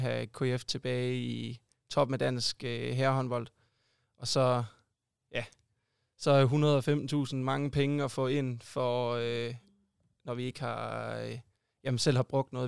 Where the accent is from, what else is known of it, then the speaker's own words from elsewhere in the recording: Sønderborg, Southern Denmark, Denmark; moved away; also born or lived in Odense; jeg er oprindelig sønderjyde